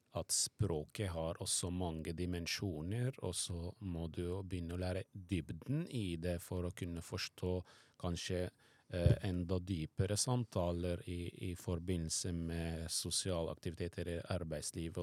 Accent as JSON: {"language": "Norwegian", "country": "Syria", "tie": "born or raised there", "second_language": "Norwegian", "moved": "as an adult", "lives_now": "Norway", "said": "jeg vokste opp i Syria"}